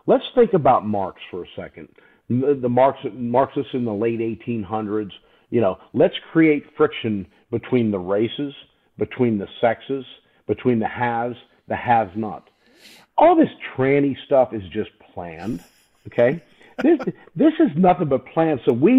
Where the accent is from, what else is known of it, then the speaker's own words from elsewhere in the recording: Deep South, United States; now in Pittsburgh, United States; You know, I grew up in the Deep South before I moved to Pittsburgh.